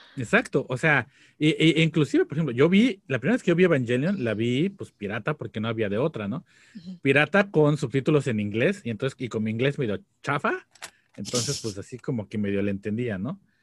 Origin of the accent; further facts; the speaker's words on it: Mexico; estábamos creciendo nosotros, en México